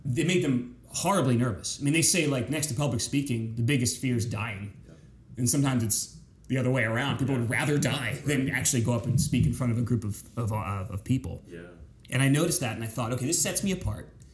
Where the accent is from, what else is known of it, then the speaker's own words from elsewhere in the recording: York, Pennsylvania, United States; moved away as an adult; also born or lived in Winchester, Virginia; now in Tampa Bay, United States; Grew up in central Pennsylvania, south central Pennsylvania. York, Pennsylvania is my hometown